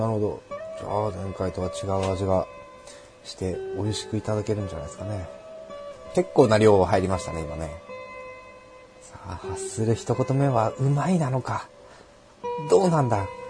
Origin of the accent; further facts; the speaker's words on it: Yokohama, Kanagawa, Japan; 我らが横浜